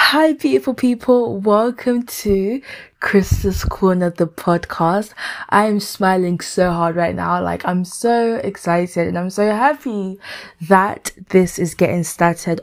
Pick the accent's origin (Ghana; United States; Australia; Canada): Ghana; now in London, United Kingdom; I i am a 22 year old lady who lives in London, United Kingdom. Um, I'm Ghanaian